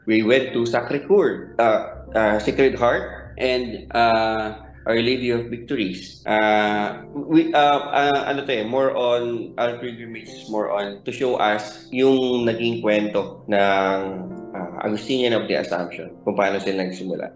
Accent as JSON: {"language": "Tagalog", "town": "Muntinlupa", "region": "Metro Manila", "country": "Philippines", "said": "taga Muntinlupa sa Barangay Gupang sa San Nicolas."}